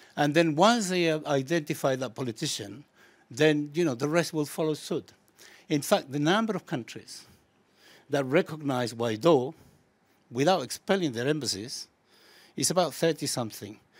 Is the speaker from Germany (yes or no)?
no; Chile; now in United Kingdom; I come from Chile originally